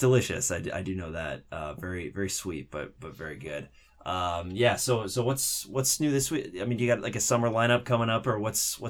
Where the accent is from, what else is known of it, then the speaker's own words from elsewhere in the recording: Seattle, Washington, United States; moved away; I'm forgetting my Seattle roots